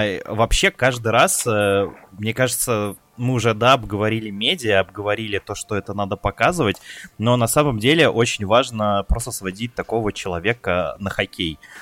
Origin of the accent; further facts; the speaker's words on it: Ryazan, Ryazan Oblast, Russia; я просто, кстати, из Рязани